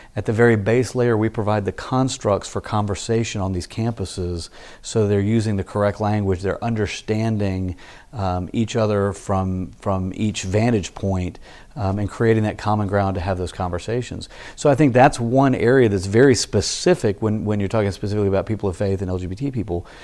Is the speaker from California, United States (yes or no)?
no; Memphis, Tennessee, United States; moved away as an adult; also born or lived in Starkville, Mississippi / Dallas, Texas / College Station, Texas / Fort Worth, Texas; now in Austin, United States; I grew up in Memphis.